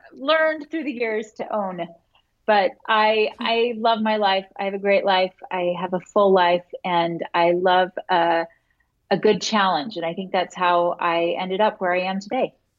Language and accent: English; Florida, United States; moved away as an adult; also born or lived in Utah; I grew up in Florida